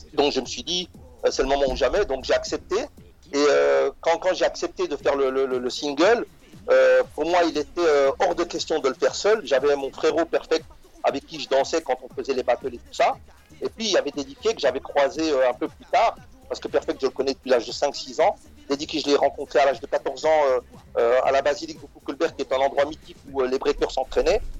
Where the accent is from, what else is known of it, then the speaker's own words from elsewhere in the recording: Molenbeek-Saint-Jean, Brussels-Capital Region, Belgium; mes parents sont, sont, des parents ouvriers, je viens de Molenbeek